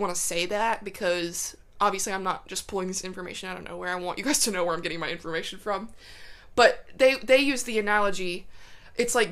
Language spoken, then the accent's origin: English; United States; as an American